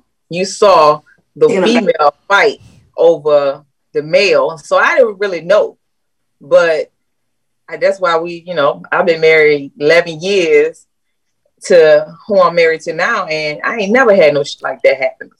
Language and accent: English; New Orleans, Louisiana, United States; born or raised there; now in Alabama, United States